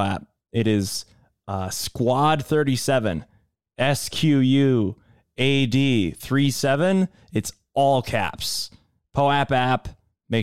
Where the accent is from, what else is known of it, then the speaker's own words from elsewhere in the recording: Boston, Massachusetts, United States; I'm a Bostonian